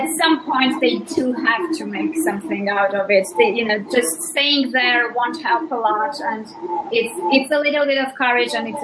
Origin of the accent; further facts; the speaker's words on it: Armenia; English is a second language; I am from Armenia